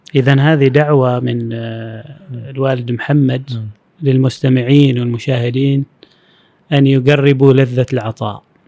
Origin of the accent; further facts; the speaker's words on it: Oman; العمانيين كعمانيين نحن في عمان